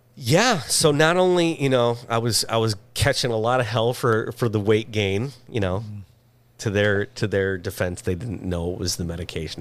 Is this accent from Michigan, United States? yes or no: yes; Michigan, United States; now in Los Angeles, United States; I'm from Michigan